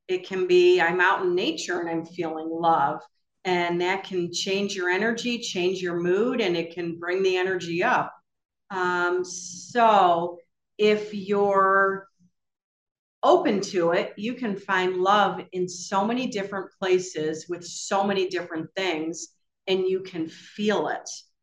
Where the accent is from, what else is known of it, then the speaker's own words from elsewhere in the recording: Michigan, United States; I'm from Michigan